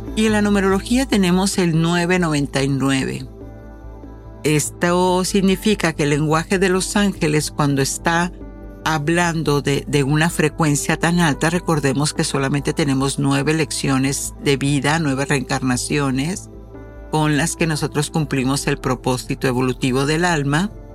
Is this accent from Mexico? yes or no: yes; Mexico; como buena mexicana